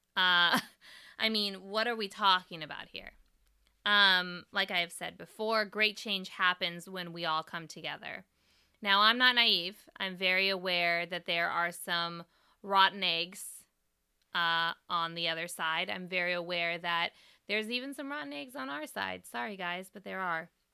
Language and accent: English; East Bay, California, United States; right over the Bay Bridge from where I grew up